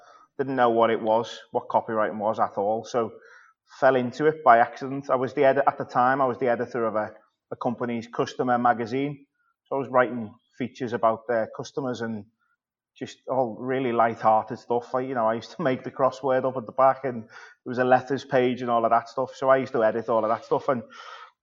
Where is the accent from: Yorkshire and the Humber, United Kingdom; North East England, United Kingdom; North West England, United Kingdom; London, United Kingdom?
North West England, United Kingdom; Birkenhead; at the Birkenhead News, which is where I'm from, just in my hometown.